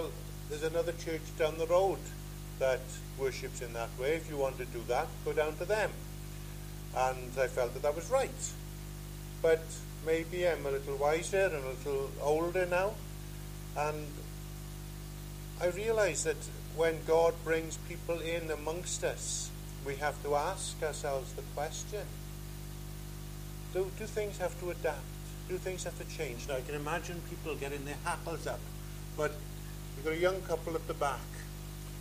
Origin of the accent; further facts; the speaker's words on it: Pembrokeshire, Wales, United Kingdom; I come from Pembrokeshire, and just outside the town of Pembroke